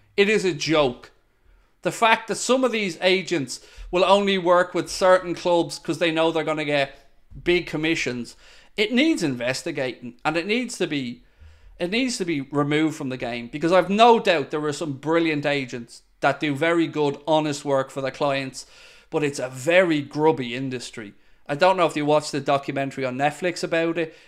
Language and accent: English; Dublin, Leinster, Ireland; moved away as an adult; I am originally from Shankill. But I haven't lived in Shankill since I was nineteen